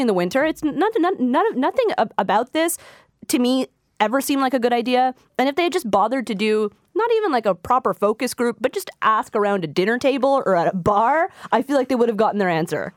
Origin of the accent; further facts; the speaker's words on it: Quebec, Canada; I'm from Quebec